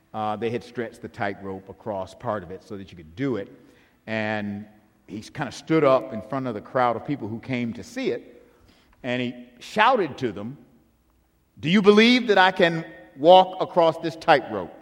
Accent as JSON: {"language": "English", "town": "Buffalo", "region": "New York", "country": "United States", "tie": "born or raised there", "said": "Helene and I grew up in Buffalo, New York"}